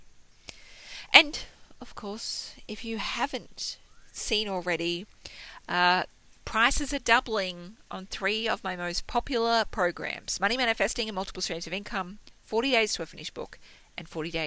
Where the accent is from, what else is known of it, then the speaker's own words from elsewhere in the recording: Australia; I'm Australian, not American